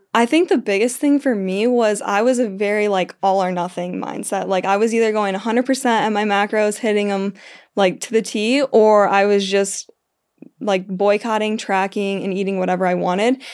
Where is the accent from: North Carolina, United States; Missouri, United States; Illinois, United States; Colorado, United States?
Illinois, United States; moved away as an adult; also born or lived in Kansas; my hometown in Illinois